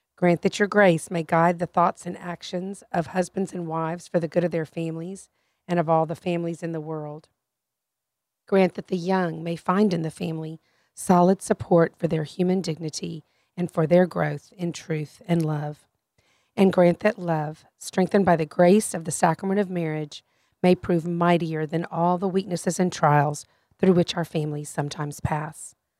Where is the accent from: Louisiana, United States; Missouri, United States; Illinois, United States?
Louisiana, United States; I'm from Louisiana.